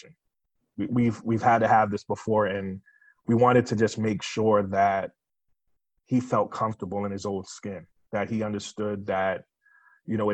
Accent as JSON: {"language": "English", "town": "Boston", "region": "Massachusetts", "country": "United States", "tie": "born or raised there", "said": "I grew up in Boston"}